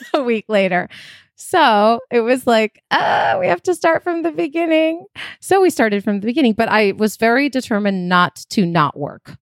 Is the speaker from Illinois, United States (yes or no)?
yes; Chicago, Illinois, United States; moved away as an adult; also born or lived in Athens, Greece / Queens, New York; now in California, United States; I was born in Athens in Greece, moved to New York when I was four, lived in Queens for a few years, and then moved to Chicago